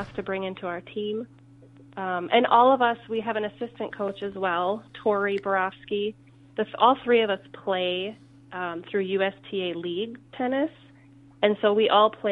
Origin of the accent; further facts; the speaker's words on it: Faribault, Minnesota, United States; I played in high school. I'm from Faribault